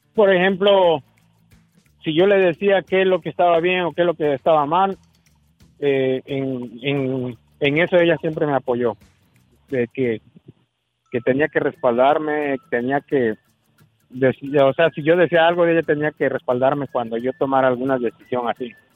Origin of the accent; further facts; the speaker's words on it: Tehuacán, Puebla, Mexico; nací en Tehuacán, Puebla